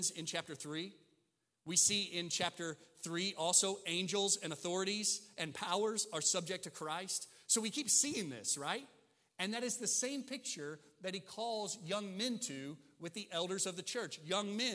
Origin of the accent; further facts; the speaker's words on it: Southern Illinois, United States; also born or lived in Mississippi; growing up in Southern Illinois